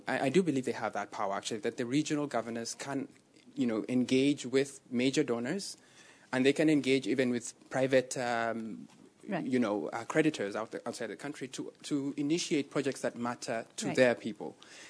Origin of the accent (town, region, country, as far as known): Kenya; now in Belgium